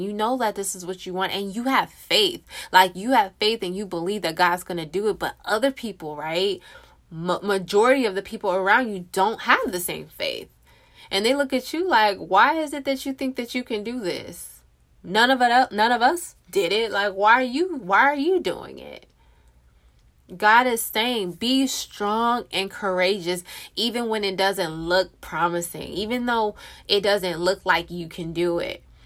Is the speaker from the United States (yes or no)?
yes; California, United States; moved away as an adult; now in Texas, United States; I, me and my husband, born and raised in California